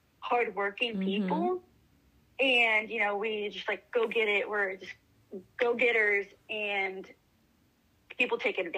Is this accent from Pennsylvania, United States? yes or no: no; Marysville, California, United States; also born or lived in Santa Maria, California; now in Chico, United States; I'm here in Chico, California. I'm originally from Marysville, California, the Yuba County area. My entire family lives in Santa Maria, California, though.